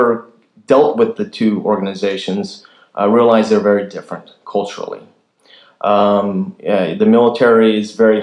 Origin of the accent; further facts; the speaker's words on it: Kansas, United States; moved away; I'm originally from Kansas